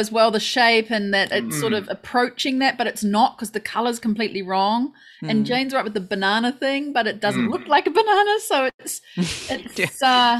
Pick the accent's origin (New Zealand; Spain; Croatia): New Zealand; South Island; now in Japan; I'm a Kiwi, I know, but I'm a South Islander.